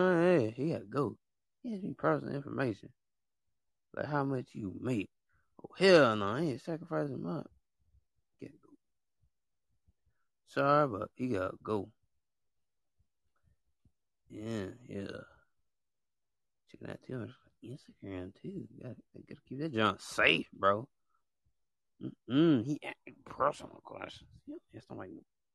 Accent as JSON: {"language": "English", "country": "United States", "tie": "born or raised there", "said": "I was born in the United States"}